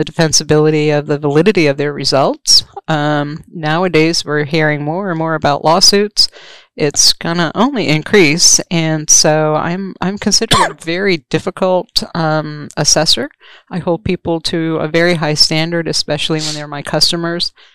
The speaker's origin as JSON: {"language": "English", "region": "Rhode Island", "country": "United States", "also_born_or_lived": "Maryland", "moved": "yes", "said": "I'm from New England. I'm actually um, from Rhode Island, of all places"}